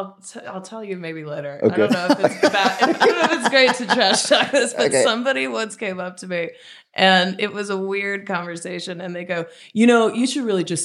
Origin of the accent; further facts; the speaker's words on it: New York, United States; So where I grew up in New York, we had these huge trees.